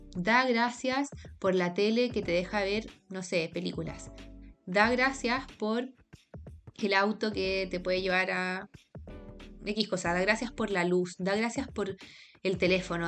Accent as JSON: {"language": "Spanish", "town": "Santiago", "region": "Santiago Metropolitan Region", "country": "Chile", "tie": "born or raised there", "said": "crecimos en Santiago"}